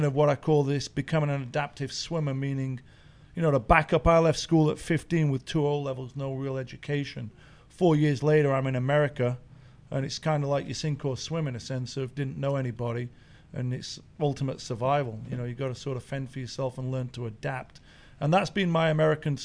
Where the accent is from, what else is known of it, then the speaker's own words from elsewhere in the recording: Sheffield, Yorkshire and the Humber, United Kingdom; moved away as an adult; now in United States; growing up in Sheffield in England